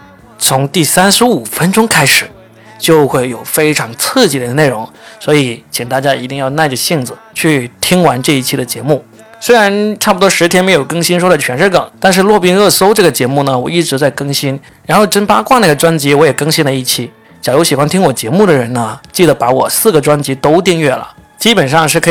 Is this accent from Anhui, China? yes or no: no; Guangzhou, Guangdong, China; 因为我是广东人